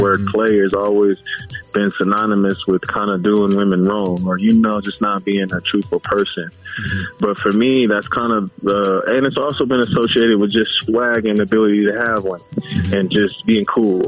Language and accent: English; Los Angeles, California, United States; also born or lived in Inglewood, California; I'm from Pacoima